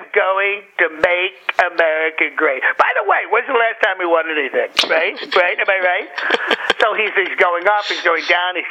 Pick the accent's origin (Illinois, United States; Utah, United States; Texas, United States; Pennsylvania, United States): Pennsylvania, United States; Philadelphia; also born or lived in New York; I'm from the Philadelphia area. I used to live in New York.